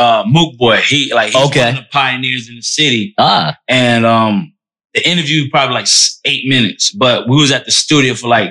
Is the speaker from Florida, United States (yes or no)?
yes; Orlando, Florida, United States; growing up in Orlando